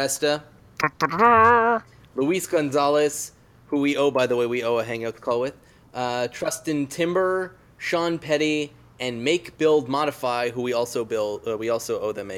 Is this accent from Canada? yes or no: yes; Canada; I am Canadian